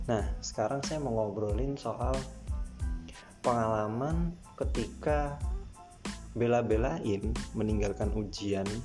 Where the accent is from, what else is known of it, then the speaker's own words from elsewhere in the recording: Sorong, Southwest Papua, Indonesia; saya ini adalah anak Papua lahir dan besar di sana walaupun orang tua bukan orang Papua asli sebenarnya jadi karena orang tua nikah dan ketemu di sana akhirnya ya saya juga lahir dan besar di sana